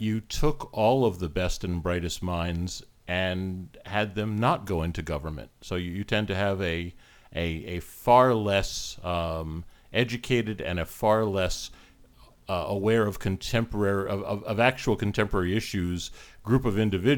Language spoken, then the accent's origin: English; United States; now in Canada; I was born and raised in the US